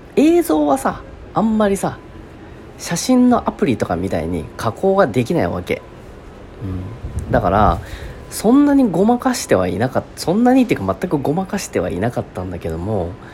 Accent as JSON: {"language": "Japanese", "town": "Kasugai", "region": "Aichi", "country": "Japan", "tie": "born or raised there", "said": "地元愛知県春日井市"}